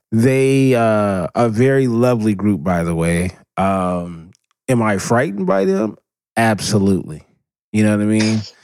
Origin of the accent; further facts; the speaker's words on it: Southern California, United States; born and raised in Southern California